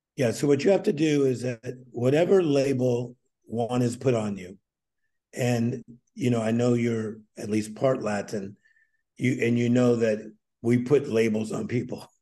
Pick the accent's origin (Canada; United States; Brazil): United States; Whittier, California; also born or lived in Compton, California; We moved from Compton and then later ended up in Whittier